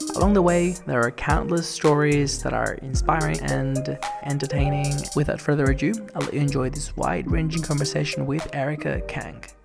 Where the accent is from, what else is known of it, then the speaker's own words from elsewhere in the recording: Venezuela; I grew up in Venezuela